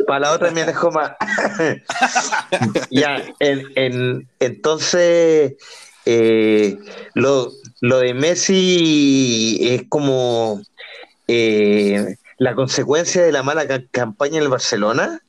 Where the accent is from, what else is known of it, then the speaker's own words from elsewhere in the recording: Santiago, Santiago Metropolitan Region, Chile; que Mex, Juanpa y yo somos santiaguinos